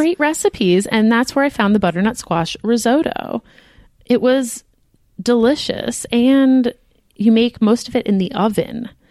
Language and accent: English; United States; We are American.